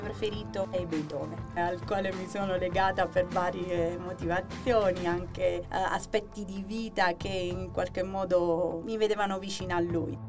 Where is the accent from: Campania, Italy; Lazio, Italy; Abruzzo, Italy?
Abruzzo, Italy; Chieti; now in Bucchianico, Italy; io sono originaria di Chieti, vivo a Bucchianico